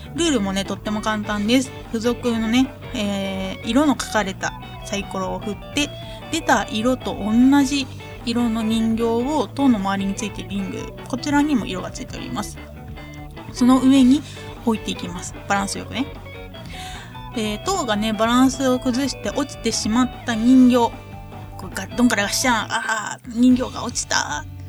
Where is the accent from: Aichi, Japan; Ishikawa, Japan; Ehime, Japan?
Ehime, Japan; moved away; 地元愛媛に帰省をいたしますね